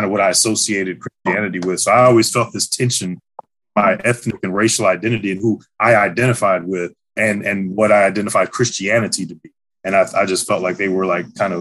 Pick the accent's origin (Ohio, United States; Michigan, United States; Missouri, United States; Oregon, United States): Missouri, United States; St. Louis; moved away as an adult; I'm from St. Louis, from the West Side, born and raised